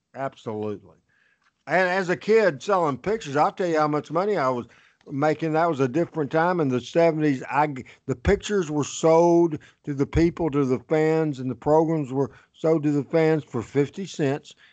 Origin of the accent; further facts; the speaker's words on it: Jonesboro, Arkansas, United States; Jonesboro, Arkansas, my hometown